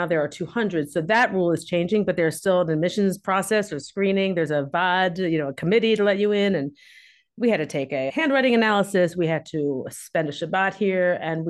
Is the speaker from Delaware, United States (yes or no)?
yes; Wilmington, Delaware, United States; moved away as an adult; now in Israel; I grew up in Wilmington, as Laurie told you, conservative Jewish family. And my family has been in Wilmington for generations. I was like third generation.